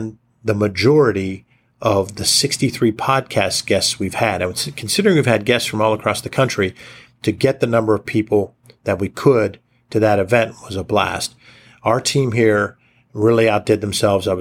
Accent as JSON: {"language": "English", "town": "Johnstown", "region": "Pennsylvania", "country": "United States", "tie": "born or raised there", "moved": "yes", "lives_now": "Pittsburgh, United States", "said": "my hometown of Johnstown"}